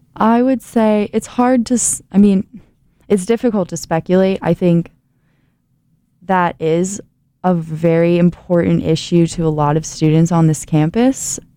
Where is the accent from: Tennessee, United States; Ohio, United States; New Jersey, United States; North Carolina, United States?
Ohio, United States; moved away as an adult; now in Indiana, United States; my home state, Ohio